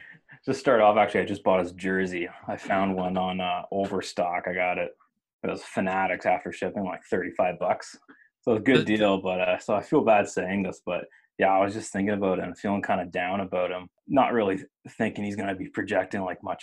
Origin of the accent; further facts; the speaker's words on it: Nova Scotia, Canada; now in Ottawa, Canada; because I was from Nova Scotia, so didn't really grow up a Sens fan.